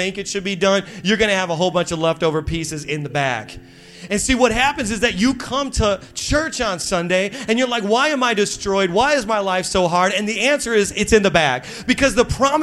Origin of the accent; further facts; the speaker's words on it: Midwest, United States; now in Long Island, United States; I'm from the Midwest and we say things the right way